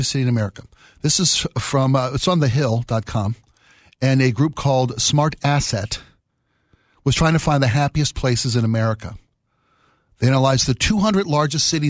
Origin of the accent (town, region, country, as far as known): Baltimore, Maryland, United States; born or raised there; now in Seattle, United States